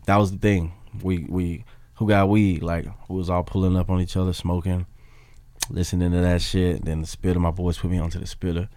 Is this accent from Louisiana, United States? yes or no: no; Memphis, Tennessee, United States; now in Los Angeles, United States; me coming from Memphis